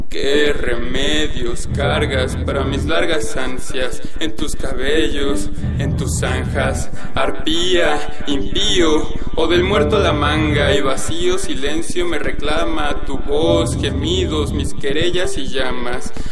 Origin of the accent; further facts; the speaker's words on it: Iztapalapa, Mexico City, Mexico; born there; tengo 22 años y nací en Iztapalapa, aquí en, la Ciudad de México.